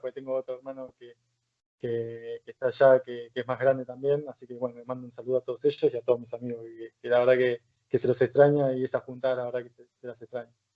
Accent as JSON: {"language": "Spanish", "country": "Argentina", "moved": "as an adult", "lives_now": "Palencia, Spain", "said": "Los argentinos somos"}